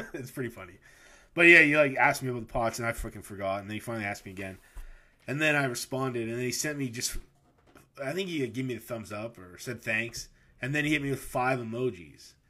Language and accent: English; Canada; we're Canadian